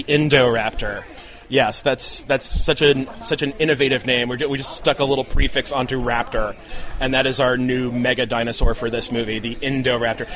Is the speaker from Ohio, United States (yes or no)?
no; New Jersey, United States; I grew up in Jersey